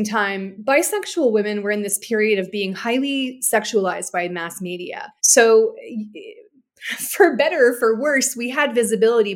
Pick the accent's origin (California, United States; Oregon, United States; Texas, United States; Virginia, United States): California, United States; San Francisco Bay Area; growing up in the San Francisco Bay Area